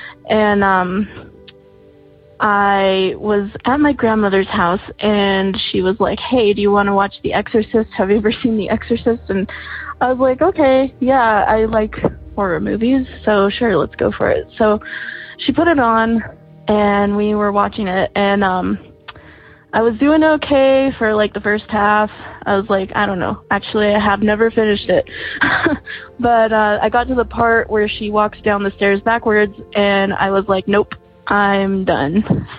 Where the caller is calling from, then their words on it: Santa Fe, New Mexico, United States; I'm calling from Santa Fe, New Mexico.